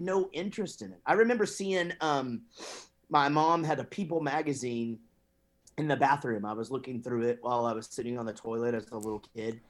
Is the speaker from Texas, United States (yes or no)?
yes; Wichita Falls, Texas, United States; moved away as an adult; also born or lived in Grapevine, Texas / Duncan, Oklahoma / Denton, Texas; my parents moved to Wichita Falls and that's where I was until the band moved to Denton, Texas.